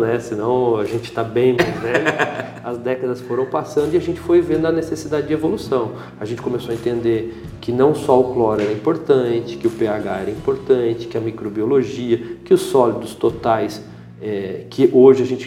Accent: Brazil; Como bom brasileiro

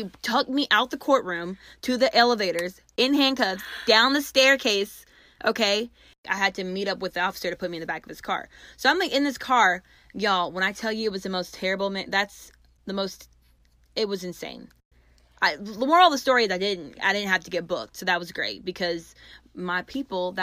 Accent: Gwinnett, Georgia, United States; I'm from Gwinnett

